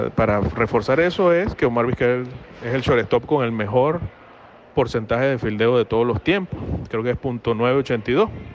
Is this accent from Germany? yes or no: no; Venezuela; moved away; yo he sido, como todo venezolano, he sido fanático del béisbol desde, desde muy pequeño